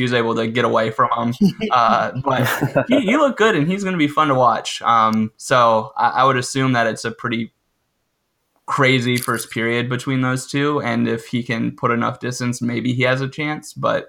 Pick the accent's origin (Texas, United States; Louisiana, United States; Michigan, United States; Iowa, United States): Iowa, United States; I'm from Iowa.